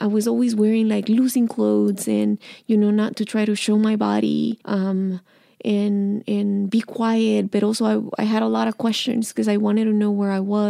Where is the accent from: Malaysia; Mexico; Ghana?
Mexico; English is a second language; And I was like, I'm from Mexico.